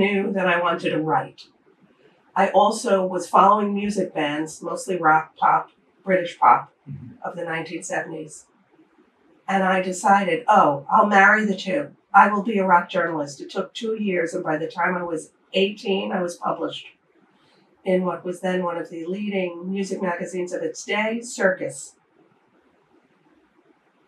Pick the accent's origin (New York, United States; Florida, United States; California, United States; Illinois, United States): New York, United States; New York City; moved away as an adult; also born or lived in Japan / Europe; I'm born and bred in the Bronx, New York City